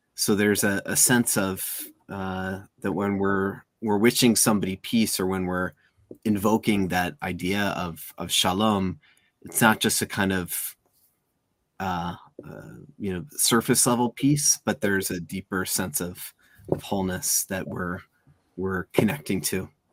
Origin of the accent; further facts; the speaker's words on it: outside of Chicago, Illinois, United States; I grew up outside of Chicago